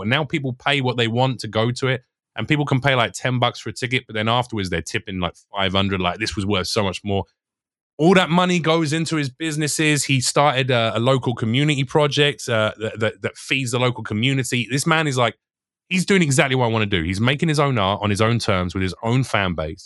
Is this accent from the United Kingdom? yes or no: yes; United Kingdom; moved away as an adult; now in United States; I'm British